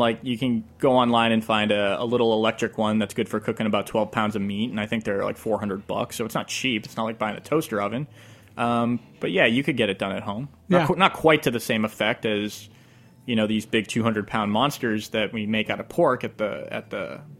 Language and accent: English; New England, United States; And I'm from New England, so I'm biased.